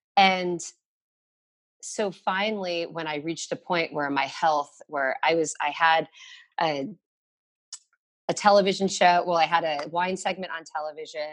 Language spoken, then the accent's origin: English; Connecticut, United States; now in Brooklyn, United States; I grew up in Connecticut